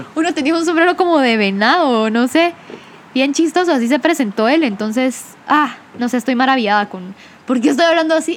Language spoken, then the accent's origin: Spanish; Guatemala; accent: Guatemalan; el acento se nos pega por ser neutros, porque el acento guatemalteco es reconocido